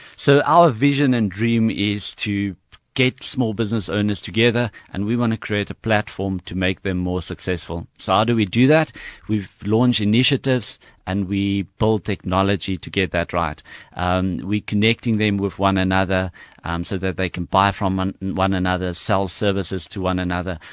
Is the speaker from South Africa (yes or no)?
yes; South Africa; I grew up in Harry Smith